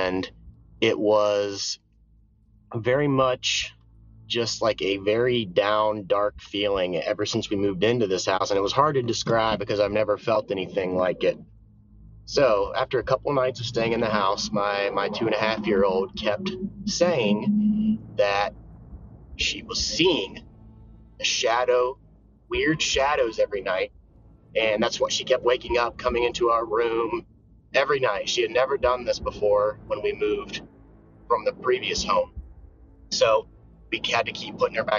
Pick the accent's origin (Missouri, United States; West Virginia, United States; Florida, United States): West Virginia, United States; moved away; I am from West Virginia, and I recently just moved back here. I used to live here, grew up here